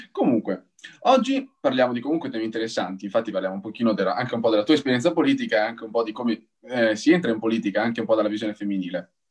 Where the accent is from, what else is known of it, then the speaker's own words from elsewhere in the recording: Bologna, Emilia-Romagna, Italy; accent: Emilian; io sono proprio di Bologna.